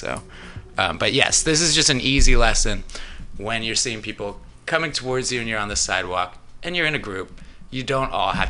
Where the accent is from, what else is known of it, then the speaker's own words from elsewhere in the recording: California, United States; that's me having the luxury of that opinion growing up in California.